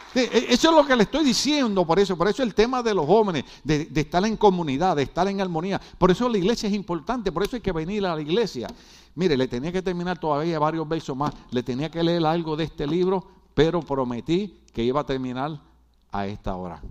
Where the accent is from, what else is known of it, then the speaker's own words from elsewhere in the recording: Puerto Rico; como los boricuas hablamos tan raro